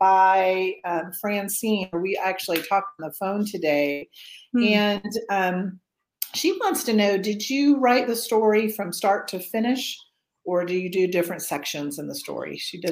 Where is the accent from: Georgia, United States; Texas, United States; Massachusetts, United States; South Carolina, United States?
Georgia, United States; Atlanta; even after growing up in Atlanta